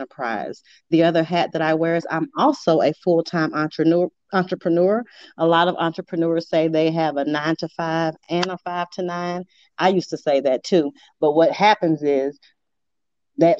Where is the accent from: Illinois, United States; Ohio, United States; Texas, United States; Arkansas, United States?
Arkansas, United States; now in St. Louis, United States; little old me from Arkansas